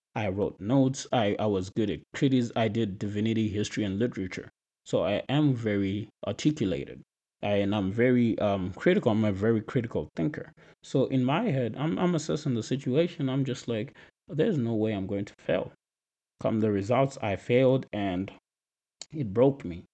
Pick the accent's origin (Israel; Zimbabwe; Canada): Zimbabwe; moved away as an adult; now in United States; I'm from Zimbabwe, which is a country in Southern Africa